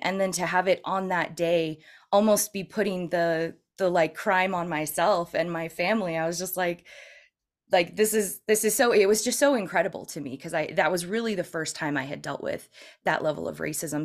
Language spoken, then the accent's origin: English; Northern California, United States; also born or lived in San Francisco area; I'm originally from California